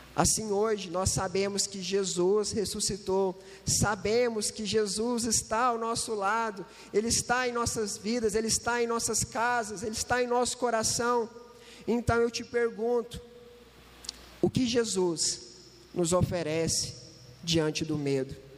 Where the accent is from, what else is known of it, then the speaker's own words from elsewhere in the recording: Uberlândia, Minas Gerais, Brazil; eu não sou de Itajubá, eu sou de Uberlândia, Triângulo Mineiro